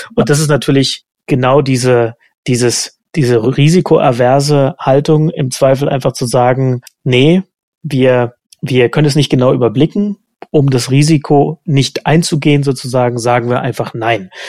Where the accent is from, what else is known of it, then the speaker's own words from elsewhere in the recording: East Germany, Germany; als Ossi